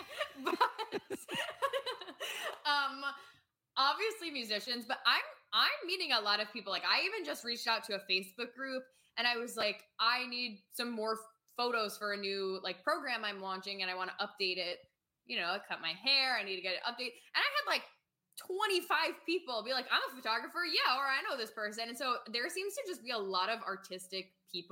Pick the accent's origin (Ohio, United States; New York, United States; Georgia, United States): New York, United States; moved away as an adult; also born or lived in Paris; now in Nashville, United States; I've lived in New York and I'm from New York and I love New York